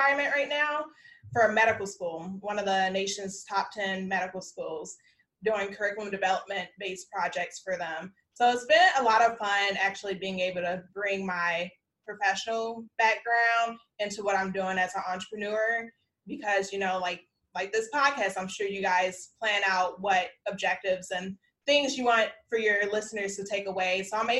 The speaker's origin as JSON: {"language": "English", "town": "South Holland", "region": "Illinois", "country": "United States", "tie": "born or raised there", "lives_now": "Texas, United States", "said": "Like, I'm very specific when I meet people. I'm like, I'm from Chicagoland because I grew up in South Holland."}